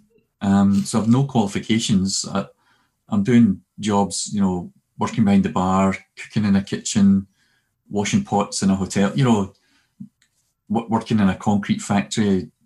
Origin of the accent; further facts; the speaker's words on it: Glasgow, Scotland, United Kingdom; also born or lived in Cumbernauld; we moved we moved from Glasgow to Cumbernauld when in 1975